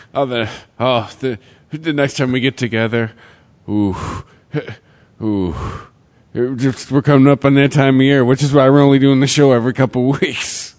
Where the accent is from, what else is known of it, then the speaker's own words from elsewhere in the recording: Detroit, Michigan, United States; we're all from Detroit